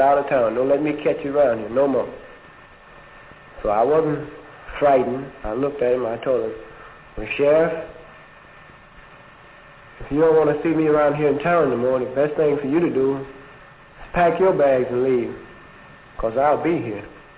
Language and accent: English; Mississippi, United States; I told him I was a native Mississippian, around in here someplace.